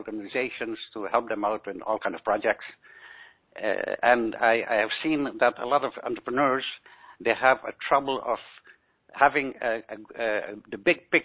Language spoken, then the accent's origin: English; Aruba; now in Netherlands; I was born on the island of Aruba, a very exotic island in the Caribbean